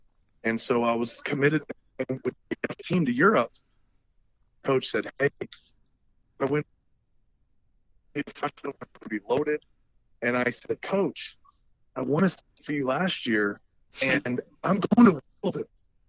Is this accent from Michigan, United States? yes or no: yes; Michigan, United States; growing up in Michigan